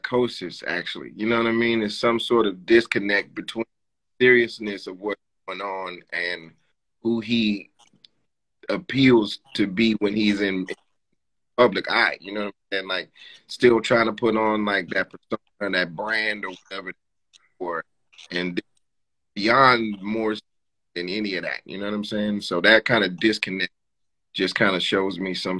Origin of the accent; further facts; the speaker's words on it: Atlanta, Georgia, United States; now in New York, United States; I'm from Atlanta, but I've been living here for longer than I lived there